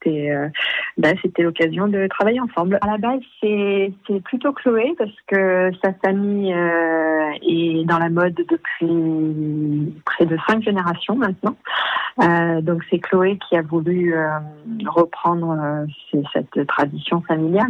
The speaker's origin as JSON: {"language": "French", "area": "the Grasse area", "region": "Provence-Alpes-Côte d'Azur", "country": "France", "tie": "born or raised there", "also_born_or_lived": "England", "said": "je suis anglaise, mais je suis arrivée dans la région à l'âge de 8 ans."}